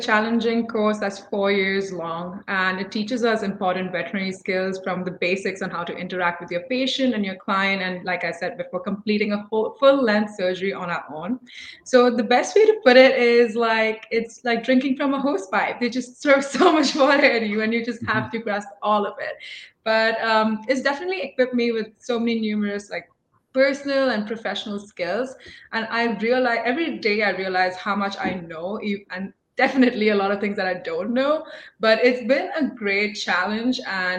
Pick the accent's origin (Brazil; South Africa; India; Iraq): India; moved away as an adult; also born or lived in Philippines; now in United States; Originally, I'm from India, and I moved here 5 years ago to pursue my bachelor's in animal sciences at Purdue.